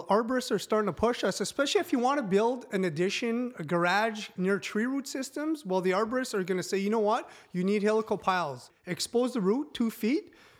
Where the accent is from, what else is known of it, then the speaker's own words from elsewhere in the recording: Timmins, Ontario, Canada; I'm French from Timmins, Ontario, I can't speak French, can't speak English.